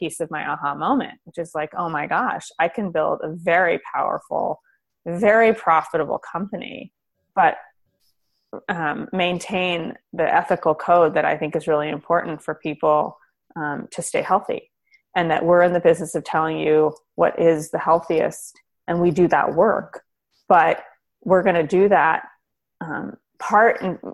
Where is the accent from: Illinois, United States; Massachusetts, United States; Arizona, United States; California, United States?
California, United States; Berkeley; I grew up in Berkeley